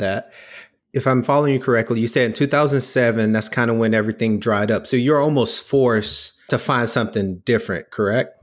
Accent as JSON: {"language": "English", "region": "the South", "country": "United States", "tie": "born or raised there", "said": "I grew up in the South"}